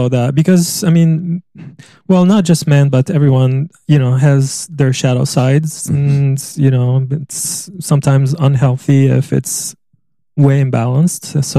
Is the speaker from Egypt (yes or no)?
yes; Egypt; moved away; I'm from Egypt.